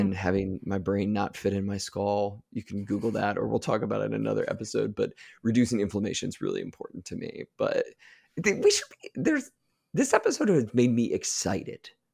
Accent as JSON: {"language": "English", "region": "Ohio", "country": "United States", "said": "I'm from Ohio"}